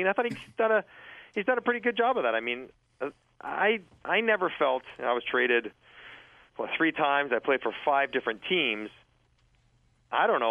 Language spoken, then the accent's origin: English; Toronto, Ontario, Canada; I was from Toronto. I was playing for the Leafs.